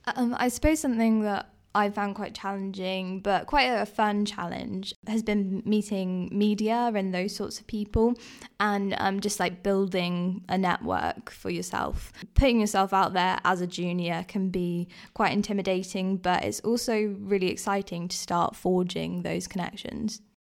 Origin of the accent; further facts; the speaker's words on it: Guernsey; I grew up in Guernsey